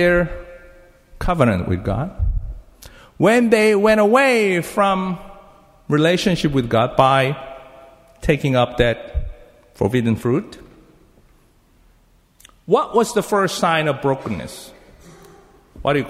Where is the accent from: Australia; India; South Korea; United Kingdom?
South Korea; English is a second language; moved away as an adult; I learned English as a Korean. So I used the Korean book to learn English, okay? I came from Korea 27 years ago.